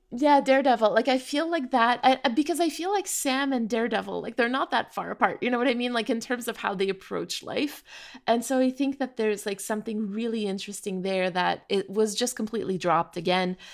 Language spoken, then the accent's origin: English; Canada; we're from Canada